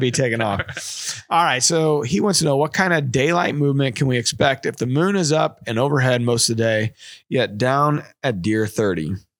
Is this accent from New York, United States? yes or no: no; Bloomsdale, Missouri, United States; We're from Bloomsdale